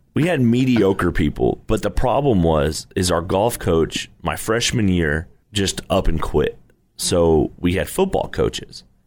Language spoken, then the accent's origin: English; Irving, Texas, United States; also born or lived in Abilene / Arlington; I grew up in Irving